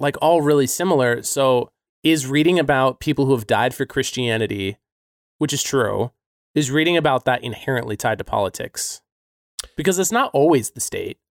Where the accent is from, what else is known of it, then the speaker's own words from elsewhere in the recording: United States; I'm American